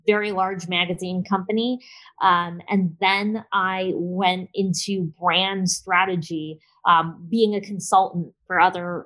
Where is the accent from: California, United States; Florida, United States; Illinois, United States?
Illinois, United States; Chicago; moved away as an adult; now in Tampa, United States; I was living in Chicago, which is my hometown